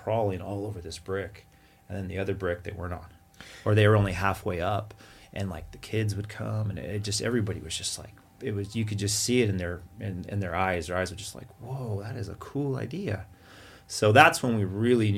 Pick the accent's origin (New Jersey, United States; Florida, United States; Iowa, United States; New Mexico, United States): New Mexico, United States; Santa Fe; moved away; We grew up in New Mexico around the Santa Fe area.